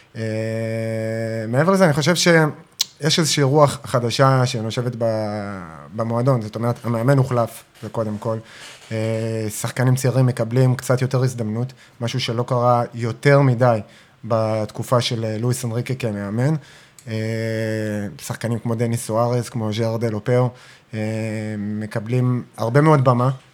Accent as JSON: {"language": "Hebrew", "town": "Ashdod", "region": "Southern District", "country": "Israel"}